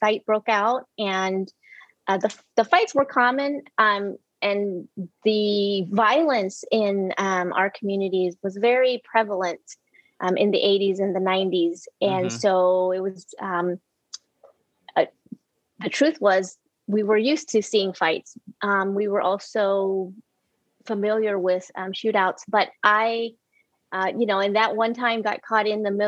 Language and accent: English; Houston, Texas, United States; also born or lived in Vietnam; we settled in Houston, Texas in 1978. I grew up in Houston